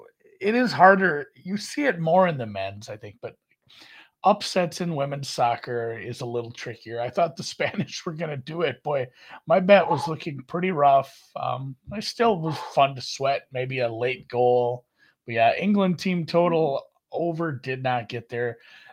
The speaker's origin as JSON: {"language": "English", "country": "Germany", "said": "It's funny, like all the teams I like I'm from Germany."}